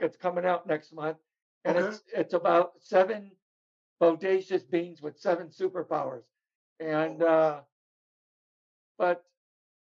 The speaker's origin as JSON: {"language": "English", "town": "Chicago", "region": "Illinois", "country": "United States", "tie": "born or raised there", "also_born_or_lived": "California", "moved": "yes", "said": "growing up in Chicago, I was in an abusive family."}